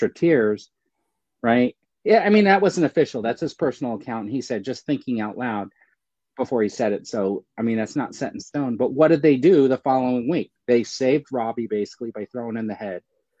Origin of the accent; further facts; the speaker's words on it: California, United States; I'm from California